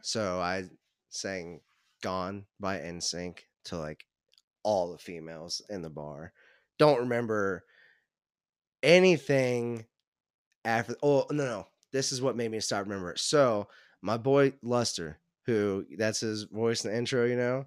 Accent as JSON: {"language": "English", "town": "Cincinnati", "region": "Ohio", "country": "United States", "tie": "born or raised there", "also_born_or_lived": "Northern Kentucky", "said": "I grew up in the Cincinnati area."}